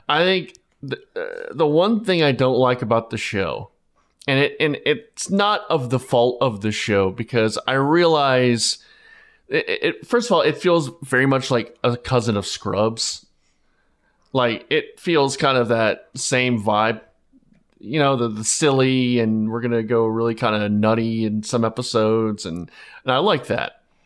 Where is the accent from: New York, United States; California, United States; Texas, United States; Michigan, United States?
Texas, United States; Plano; I'm from Plano